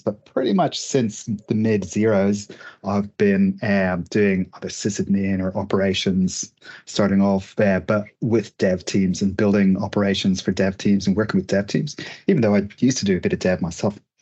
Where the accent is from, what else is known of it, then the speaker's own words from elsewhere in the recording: Dublin, Leinster, Ireland; now in Melbourne, Australia; I'm from uh, Dublin originally, but I've been in Australia about